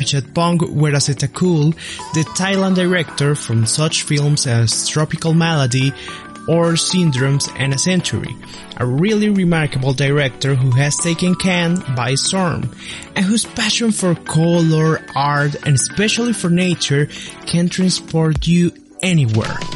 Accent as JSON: {"language": "English", "country": "Colombia", "said": "our country Colombia"}